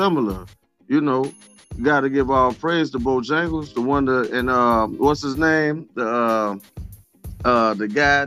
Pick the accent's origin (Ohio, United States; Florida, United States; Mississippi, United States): Mississippi, United States; Grenada; born or raised there; also born or lived in Grand Rapids, Michigan / Chicago, Illinois